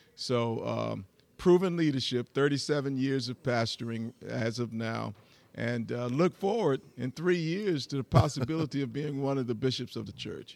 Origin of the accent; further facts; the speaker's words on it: Metter, Georgia, United States; also born or lived in Atlanta, Georgia; I grew up in a little small community called Metter, Georgia